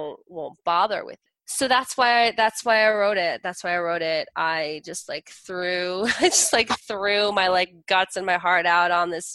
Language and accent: English; New Jersey, United States; I'm from Jersey.